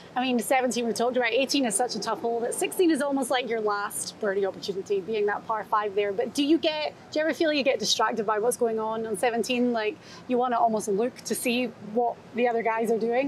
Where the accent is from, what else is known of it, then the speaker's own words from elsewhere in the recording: Scotland, United Kingdom; being Scottish